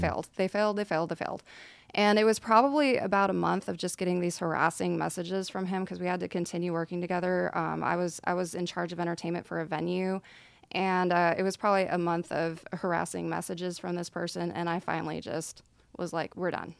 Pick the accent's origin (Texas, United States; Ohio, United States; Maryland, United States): Texas, United States; Nacogdoches; moved away as an adult; now in Dallas, United States; I'm from East Texas